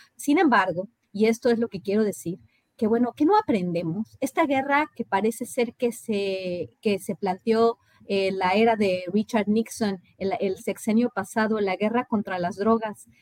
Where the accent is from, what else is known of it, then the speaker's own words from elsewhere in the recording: Mexico; moved away as an adult; also born or lived in Rio Grande Valley, Texas; nosotros como mexicanos